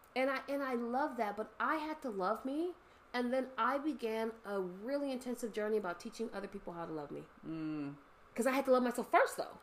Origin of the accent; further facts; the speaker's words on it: Los Angeles, California, United States; also born or lived in San Fernando Valley / San Bernardino; growing up in the San Fernando Valley, growing up in Los Angeles, moving to San Bernardino